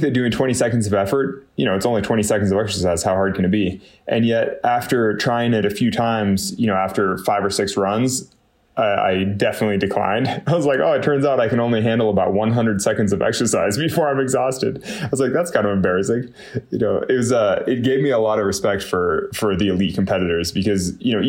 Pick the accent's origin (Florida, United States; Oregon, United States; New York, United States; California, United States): California, United States; Northern; I had the misfortune of growing up in Northern California